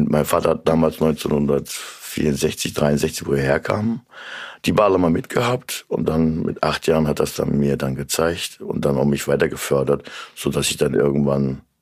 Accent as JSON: {"language": "German", "region": "Central Anatolia", "country": "Turkey", "second_language": "German", "lives_now": "Germany", "said": "das essen Türken, auch so wie Kurden in Mittelanatolien, ja."}